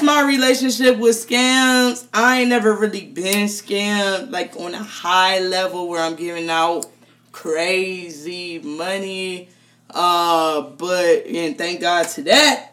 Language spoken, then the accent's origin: English; United States; I'm so American